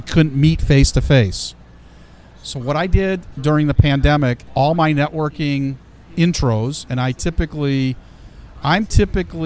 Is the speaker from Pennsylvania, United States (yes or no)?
no; Ohio, United States; also born or lived in Chicago, Illinois; I was born in Chicago, raised in Ohio, educated at Ohio State